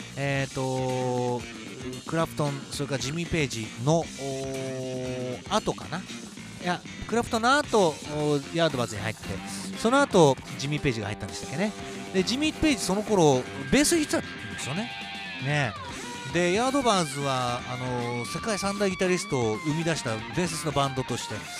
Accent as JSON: {"language": "Japanese", "region": "Niigata", "country": "Japan", "tie": "born or raised there", "said": "新潟市で生まれ"}